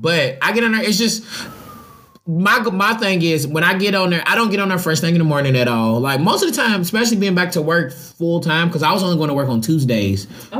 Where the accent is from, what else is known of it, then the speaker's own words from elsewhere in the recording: Louisville, Kentucky, United States; moved away as an adult; now in Smyrna, United States; being from Louisville, we don't none of us know what hospital we was born in. But we, and so I'm from the West End.